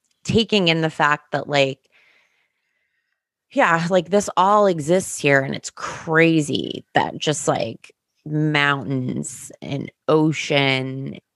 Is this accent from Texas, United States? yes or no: no; New Jersey, United States; I grew up in New Jersey